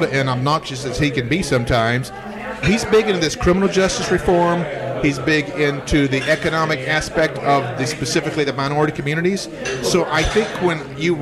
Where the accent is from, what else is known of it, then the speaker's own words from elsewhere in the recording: the South, United States; I grew up in the South and the way that we eat